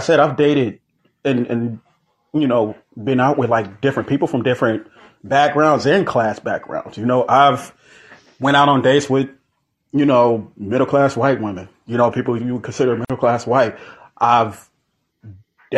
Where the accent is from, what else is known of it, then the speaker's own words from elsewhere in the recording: Joliet, Illinois, United States; my hometown on the east side of Joliet